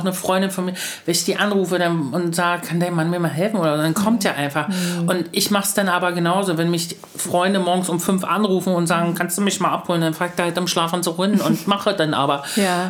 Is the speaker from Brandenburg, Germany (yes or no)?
yes; Luckenwalde, Brandenburg, Germany; ich komme aus Luckenmalde.